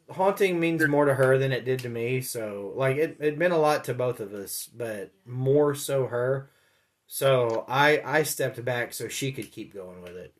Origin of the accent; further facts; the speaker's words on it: Memphis, Tennessee, United States; moved away; the reason I left Memphis was because dad got a job up here